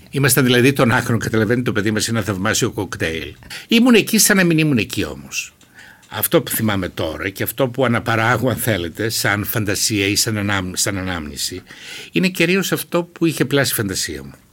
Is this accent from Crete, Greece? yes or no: no; Alexandroupoli, Eastern Macedonia and Thrace, Greece; moved away as an adult; Γεννήθηκα το 1947, είμαι 74 χρονών. Γεννήθηκα στην Αλεξανδρούπολη, στο νοσοκομείο Αλεξανδρούπολεω ε, και έζησα περίπου 18 χρόνια στην Αλεξανδρούπολη.